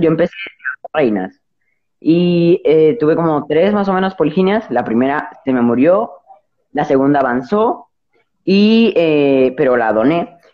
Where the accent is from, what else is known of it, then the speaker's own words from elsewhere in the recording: Dominican Republic; yo en mi, en mi país, más que en toda la República Dominicana